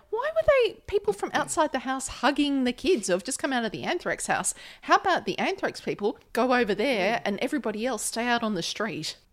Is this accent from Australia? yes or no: yes; Australia; as an Australian